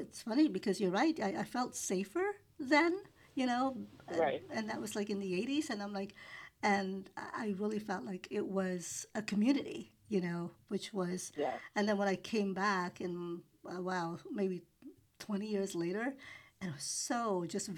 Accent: New York City, New York, United States; first language English; also born or lived in Philippines; I grew up in Queens

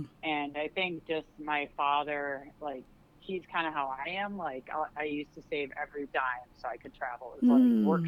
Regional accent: Minnesota, United States; Oh, geez, I want to say, yeah, you betcha, to make a joke of our accent here. I do have Scandinavian heritage, so it's kind of funny growing up here because

